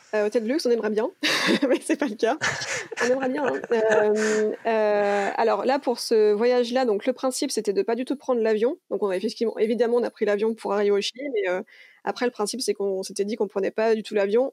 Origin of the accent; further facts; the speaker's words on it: Lyon, Auvergne-Rhône-Alpes, France; also born or lived in Canada / New Zealand; je suis une vraie lyonnaise, hein, je, suis née, j'ai toujours vécu à Lyon quand je suis en France.